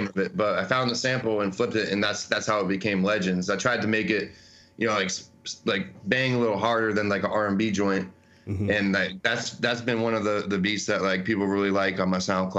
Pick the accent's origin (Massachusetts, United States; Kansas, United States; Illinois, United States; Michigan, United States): Massachusetts, United States; So I grew up in Massachusetts.